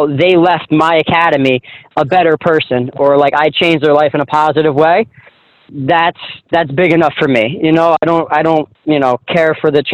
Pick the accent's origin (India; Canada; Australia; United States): United States; New Jersey; it's my hometown, my home area, and I'm still very popular there because I never really left for too long